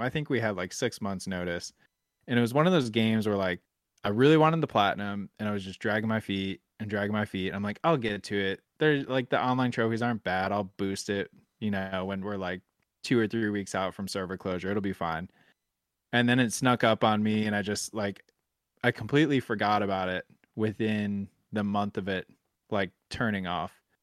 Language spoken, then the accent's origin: English; Buffalo, New York, United States; also born or lived in the South (US); now in Southern United States; I'm from Buffalo, New York, and that's, like, ice cream heaven